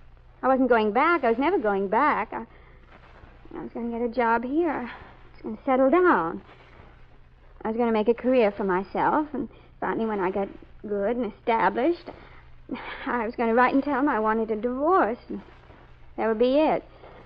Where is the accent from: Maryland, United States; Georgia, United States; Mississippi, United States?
Maryland, United States; Baltimore; Well, you see, I came from Baltimore. I met him there. That's where he went to school.